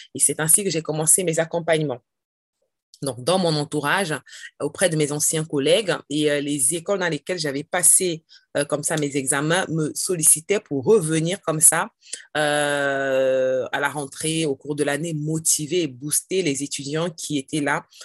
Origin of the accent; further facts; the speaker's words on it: Cameroon; now in France; le Cameroun, c'est mon pays d'origine